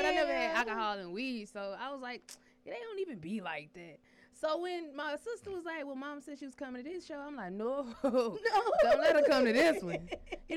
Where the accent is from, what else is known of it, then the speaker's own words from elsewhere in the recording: Alabama, United States; moved away; I'm from Alabama